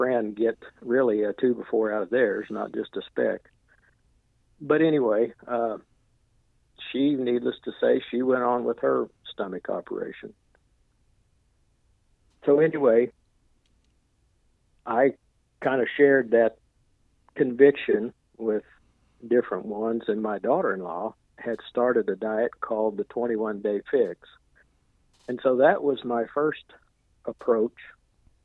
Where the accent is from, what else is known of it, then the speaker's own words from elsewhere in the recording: Ozark, Missouri, United States; I'm from Ozark, Missouri, which is just a little north of Branson, Missouri.